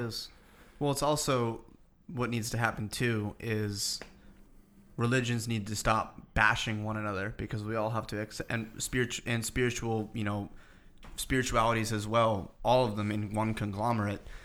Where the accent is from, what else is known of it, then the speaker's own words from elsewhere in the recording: Boston, Massachusetts, United States; now in New York, United States; I was just back home. I'm from Boston